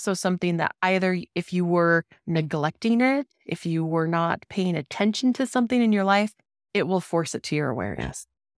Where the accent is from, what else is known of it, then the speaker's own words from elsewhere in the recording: Denver, Colorado, United States; my home state, like Denver, where I grew up.